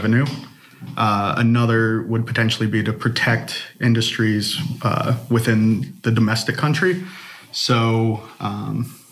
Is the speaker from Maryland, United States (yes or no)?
yes; Maryland, United States; also born or lived in West Virginia / Michigan; now in Louisville, United States; I'm from Maryland originally